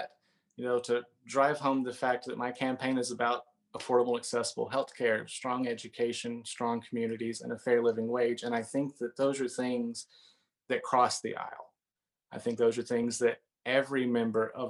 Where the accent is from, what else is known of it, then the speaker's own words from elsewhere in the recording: Northeast Arkansas, United States; now in Siloam Springs, United States; I grew up in Northeast Arkansas, and so I grew up around agriculture and on livestock farming